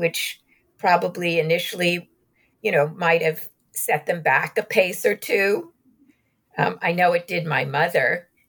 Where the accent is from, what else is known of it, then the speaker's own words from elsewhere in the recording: New York, United States; I'm a New Yorker by birth. I'm Jewish. I didn't grow up in Glendive, Montana